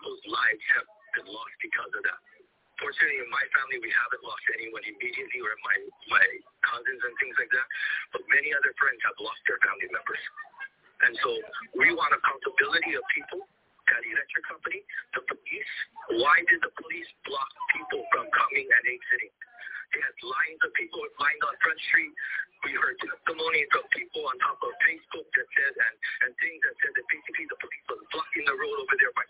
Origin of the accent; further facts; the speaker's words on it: Hawaii, United States; I'm Hawaiian. I grow cattle